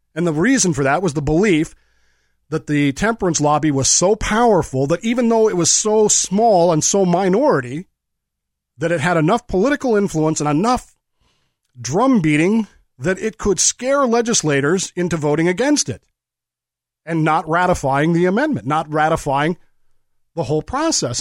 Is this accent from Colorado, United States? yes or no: yes; Colorado, United States; When I was growing up in Colorado